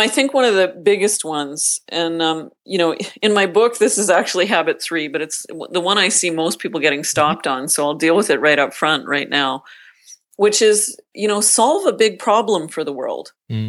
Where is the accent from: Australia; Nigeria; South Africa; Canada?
Canada; Northern Canada; I grew up in Northern Canada, the youngest of a very large family.